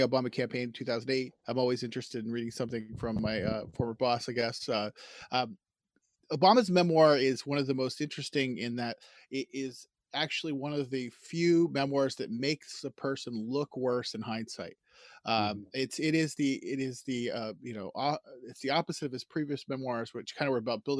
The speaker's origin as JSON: {"language": "English", "country": "United States", "said": "as the American here"}